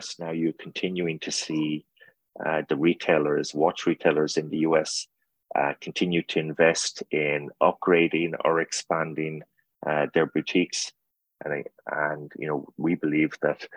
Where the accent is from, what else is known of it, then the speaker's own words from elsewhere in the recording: Ireland; now in United States; I'm Irish